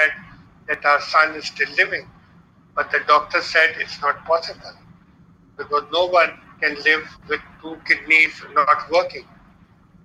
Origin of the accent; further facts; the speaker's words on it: Balochistan, Pakistan; moved away; also born or lived in Lahore, Punjab, Pakistan; I was born in Pakistan on 13th August 1954 at a remote area called Norelai in the province of Balochistan. And when I was born, there was no electricity there. Then I shifted to the province of Punjab, Lahore, for my education